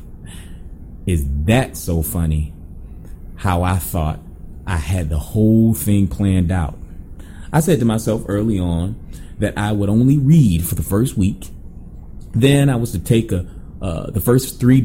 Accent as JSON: {"language": "English", "region": "Florida", "country": "United States", "also_born_or_lived": "Montego Bay, Jamaica", "said": "I am from Florida"}